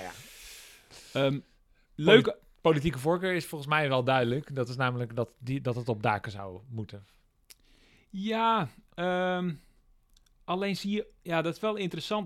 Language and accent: Dutch; Groningen, Netherlands; ik kom uit Groningen